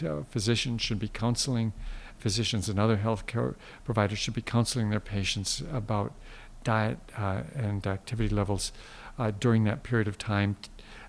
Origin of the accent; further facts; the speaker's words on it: Midwest, United States; I grew up in the Midwest where it was normal a day or once or twice a day to have that white mountain on your plate